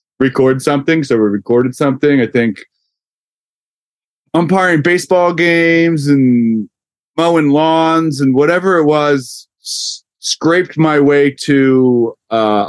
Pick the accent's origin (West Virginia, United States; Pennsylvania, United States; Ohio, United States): Pennsylvania, United States; Yardley; growing up, we grew up in Yardley, PA, which is in traffic 50 minutes to Philly